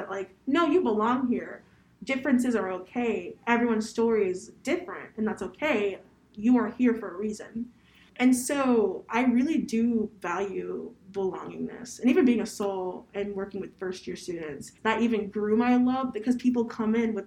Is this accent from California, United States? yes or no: no; Columbus, Ohio, United States; I'm from Columbus, Ohio